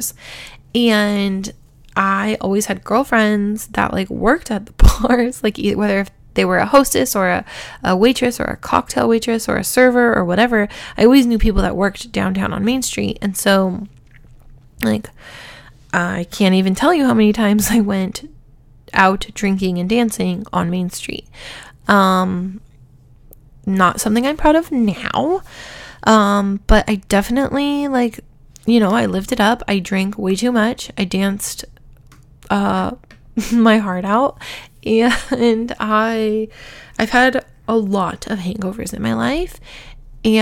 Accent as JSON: {"language": "English", "town": "Huntington Beach", "region": "California", "country": "United States", "tie": "born or raised there", "said": "I grew up in Huntington Beach, California."}